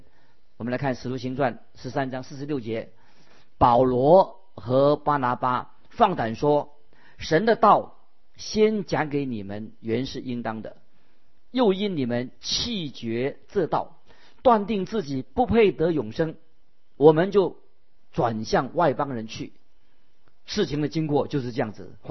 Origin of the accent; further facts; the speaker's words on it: China; 那么也以印度人就得到福音了，我们中国人也得到福音了。